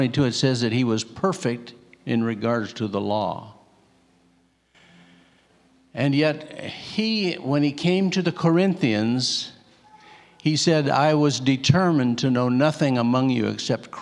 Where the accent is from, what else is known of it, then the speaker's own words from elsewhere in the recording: Alaska, United States; We grew up here in Alaska